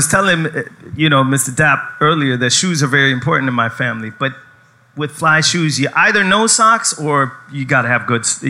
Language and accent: English; Skåne, Sweden; accent: Skåne dialect; I'm from Sweden.